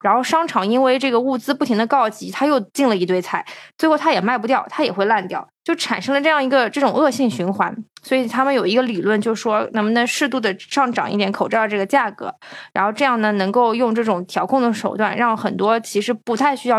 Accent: China; 就是因为我们是从中国来的

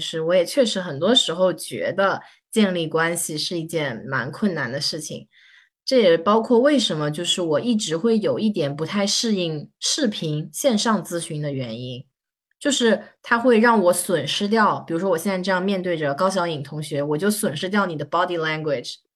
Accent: Shanghai, China; 我是上海人

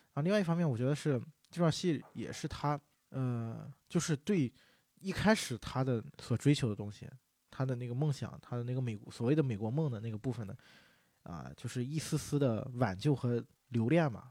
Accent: China; 我们中国人也是讲究人情嘛

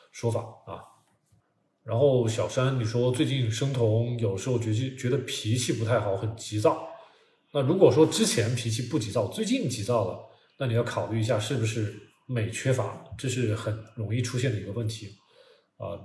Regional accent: China; 我们中国人

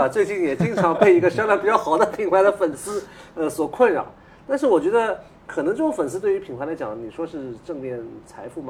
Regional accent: China; 我觉得就是我们中国人作为。还是深受这个传统儒家文化影响。

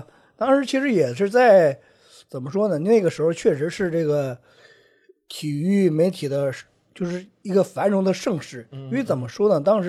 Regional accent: Dalian, Liaoning, China; 我不是四川，我是大连人啊。

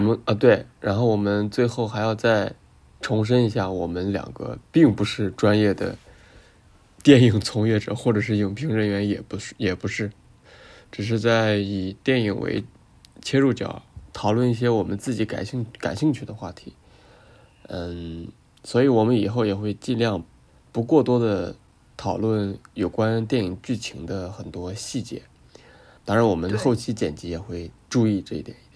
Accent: China; 我们中国人可能在二战跟他们有没有特别大的聚国了冲突吧

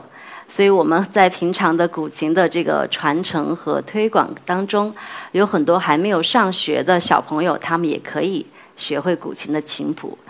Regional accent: China; 去跟世界各地的朋友去分享我们的中国文化、

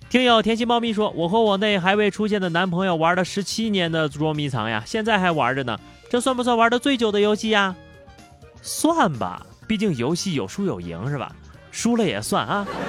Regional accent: the North, northern China, China; 因为我们北方人买水果都是成箱成袋的买，买蔬菜呀都是成堆的买，买猪肉都是成扇儿的买

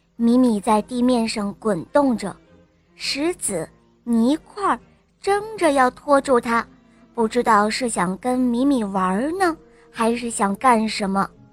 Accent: Harbin, Heilongjiang, China; 我来自美丽的冰城哈尔滨，我五岁了

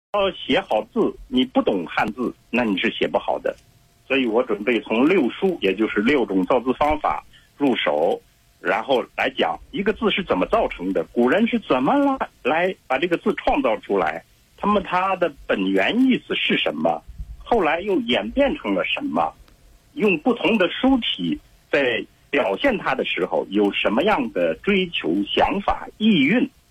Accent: Shaanxi, China; 尤其像陕西，因为我老家在那儿嘛，我太熟悉了

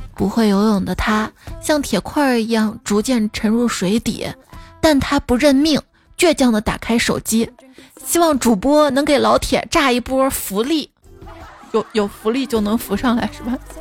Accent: Xi'an, Shaanxi, China; 作为一个西安人

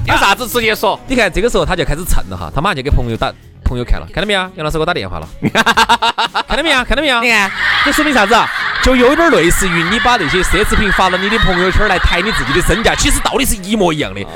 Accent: Chengdu, Sichuan, China; 就成都我们这个地方

